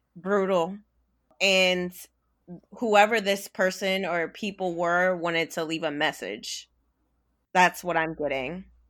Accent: Virginia, United States; I am from Virginia.

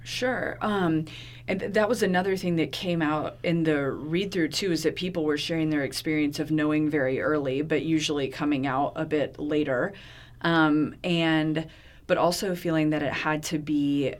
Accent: Gainesville, Florida, United States; growing up in Gainesville

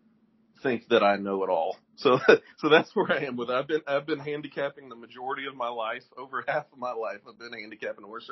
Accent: Louisville, Kentucky, United States; born and raised in Louisville

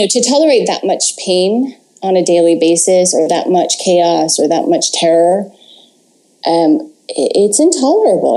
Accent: Atascadero, California, United States; I grew up in Atascadero, California

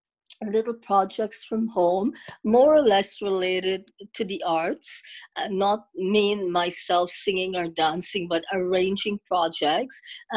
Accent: Guyana; also born or lived in Toronto, Canada; now in Canada; So I'm originally from Guyana, formerly British Guyana, South America.

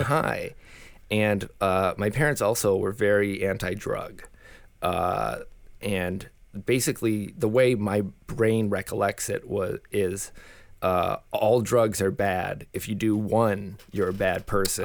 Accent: Saint Paul, Minnesota, United States; born and raised in Saint Paul, Minnesota

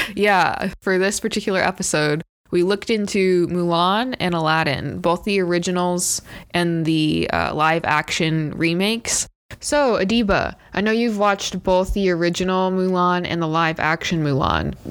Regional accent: United States; I grew up in America

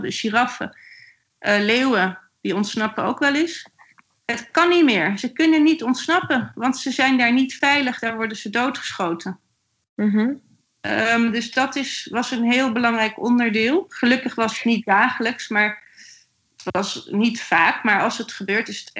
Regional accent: Netherlands; En dat kunnen wij ook niet hebben als Nederlanders.

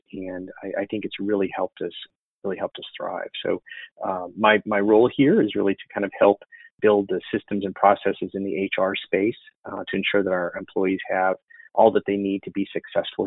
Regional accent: Illinois, United States; moved away as an adult; also born or lived in Chicago, Illinois; now in Austin, United States; I'm originally from Illinois. I grew up on the Mississippi River on the border of Iowa

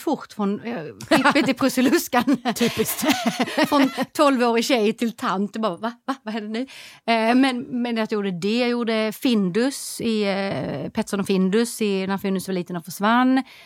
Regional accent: Skåne, Sweden; jag är skåning

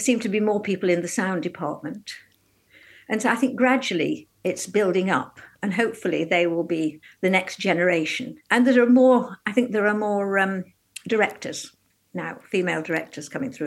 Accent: Newcastle-under-Lyme, West Midlands, United Kingdom; moved away as an adult; now in London, United Kingdom; I was born and brought up in Newcastle-under-Lyme in North Staffordshire

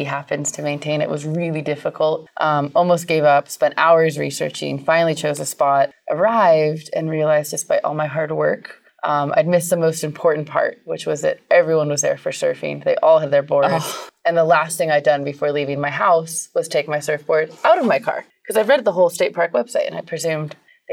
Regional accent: California, United States; I grew up camping in California

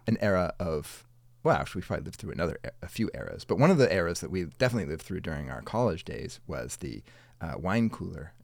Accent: Madison, Wisconsin, United States; growing up in Madison, Wisconsin

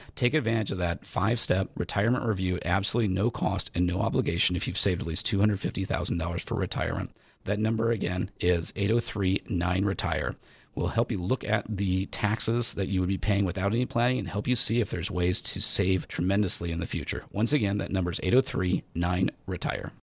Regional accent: United States; I am, you know, born and raised in America, I love America

